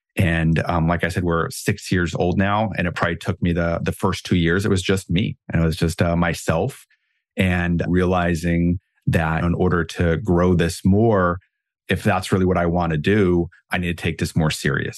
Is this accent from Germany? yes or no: yes; Germany; moved away; I grew up in Germany, my German upbringing